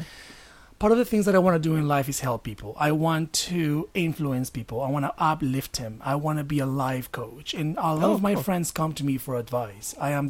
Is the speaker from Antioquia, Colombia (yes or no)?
yes; Medellin, Antioquia, Colombia; Yeah, I am from Colombia.